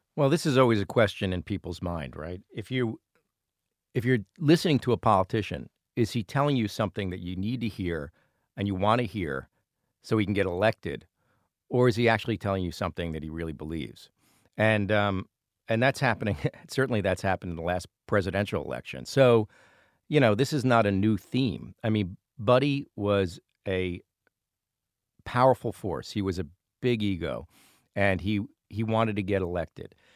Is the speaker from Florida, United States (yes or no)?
no; Providence, Rhode Island, United States; we come from Federal Hill in Providence